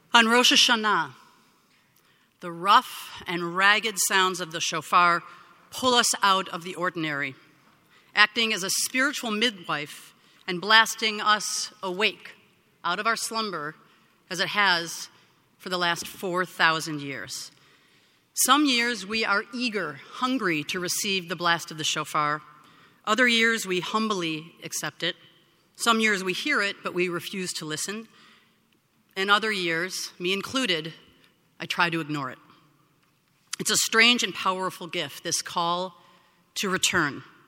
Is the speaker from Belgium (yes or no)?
no; Skokie, Illinois, United States; now in San Francisco, United States; my hometown